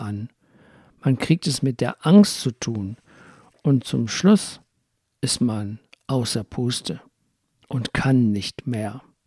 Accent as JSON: {"language": "German", "region": "Rhineland", "country": "Germany", "said": "ich komme aus dem Rheinland"}